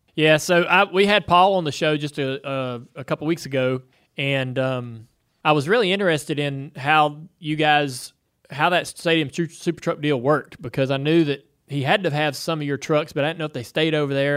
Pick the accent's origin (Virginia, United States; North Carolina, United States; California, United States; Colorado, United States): North Carolina, United States; Charlotte; where I grew up here in Charlotte